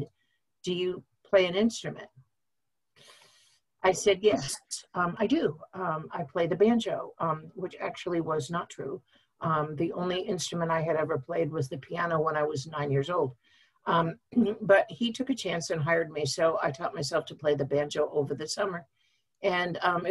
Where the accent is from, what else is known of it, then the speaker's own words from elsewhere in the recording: Brattleboro, Vermont, United States; also born or lived in Middlebury, Vermont; I was born in Brattleboro and grew up there